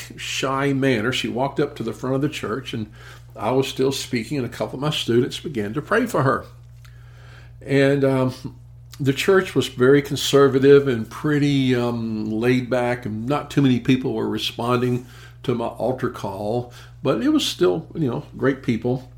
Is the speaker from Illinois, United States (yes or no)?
no; Memphis, Tennessee, United States; in my hometown of Memphis, Tennessee